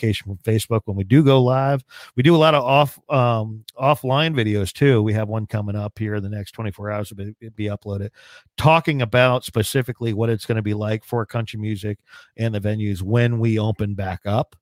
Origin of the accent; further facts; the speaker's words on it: Hunterdon County, New Jersey, United States; Grew up in a farm community out in Hunterdon County